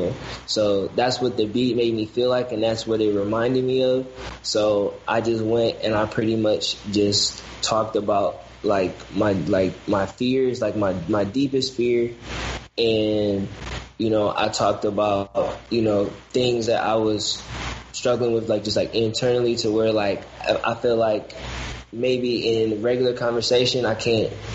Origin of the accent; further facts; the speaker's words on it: Detroit, Michigan, United States; where I'm from, because I'm originally from the West Side